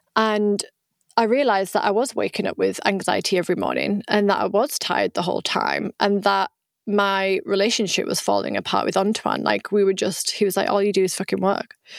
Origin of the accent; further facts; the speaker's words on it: United Kingdom; accent: British; moved away as an adult; also born or lived in Vietnam; now in France; I am British, right? That's where I was born, as you can tell by my accent, but I live in the south of France